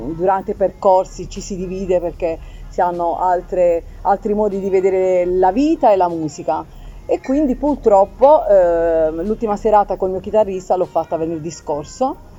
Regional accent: Apulia, Italy; sono anche pugliese

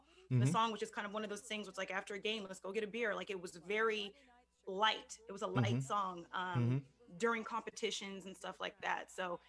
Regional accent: San Jose, California, United States; it was San Jose State, where I was born in San Jose.

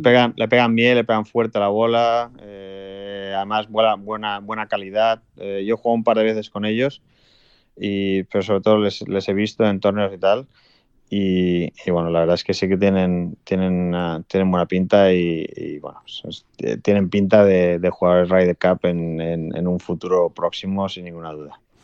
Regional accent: Spain; Como español

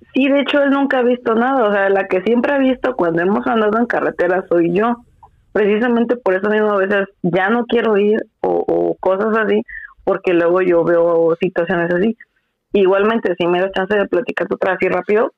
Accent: Veracruz, Mexico; cómo somos los, los jarochos

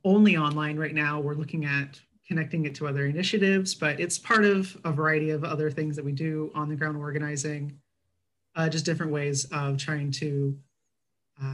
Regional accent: Texas, United States; I grew up in Texas

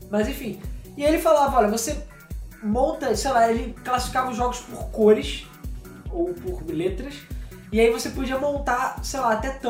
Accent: Rio de Janeiro, Brazil; Somos do Rio, cara. É normal.

